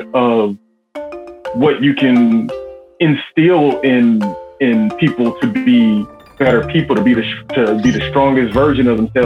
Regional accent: Chicago, Illinois, United States; I'm born and raised in Chicago, Southside, Roseland, 104th.

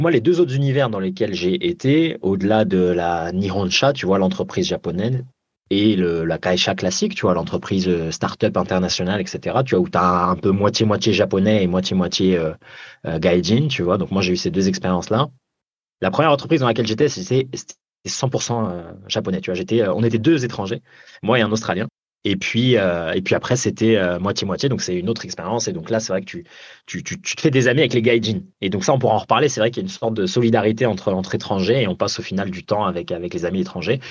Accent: France; moved away as an adult; also born or lived in Japan; même si j'ai été élevé en France

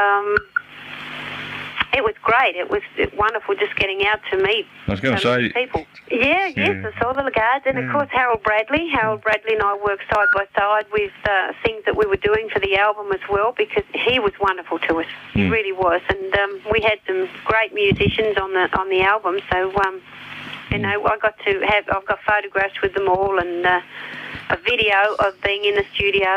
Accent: Australia; I'm still Australian, and I still love working in Australia and meeting the Australian people

